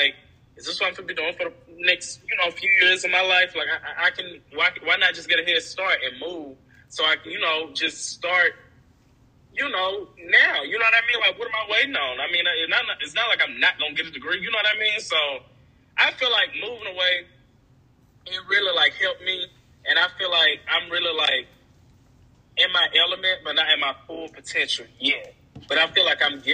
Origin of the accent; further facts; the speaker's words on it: Chattanooga, Tennessee, United States; moved away as an adult; also born or lived in Johnson City; in Chattanooga, it's just my hometown friends